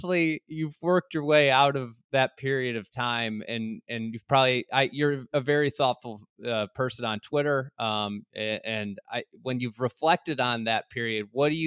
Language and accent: English; near Conway Farms, Illinois, United States; I grew up near Conway Farms.